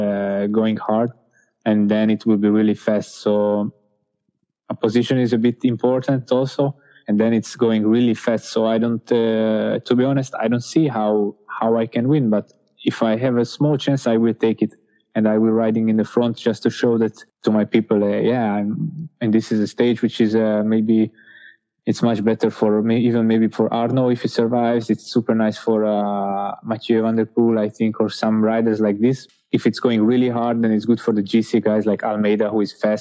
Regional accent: Hungary; my home country

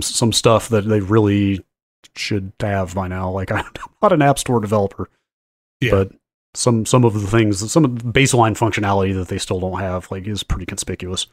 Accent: North Carolina, United States; North Carolina now, my home state

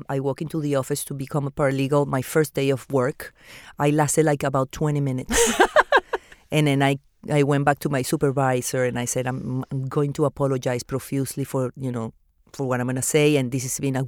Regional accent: Venezuela; born or raised there; English is a second language; also born or lived in Argentina / Peru; now in Miami, United States

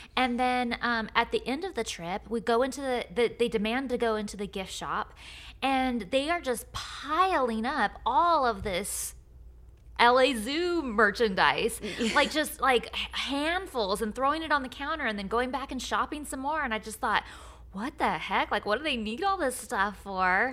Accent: Lodi, California, United States; moved away; my hometown of Lodi

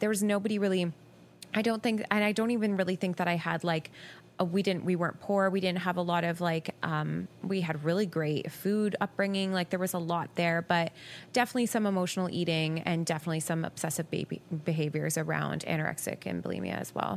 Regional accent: Guelph, Ontario, Canada; also born or lived in Ottawa; I actually moved home to my hometown.

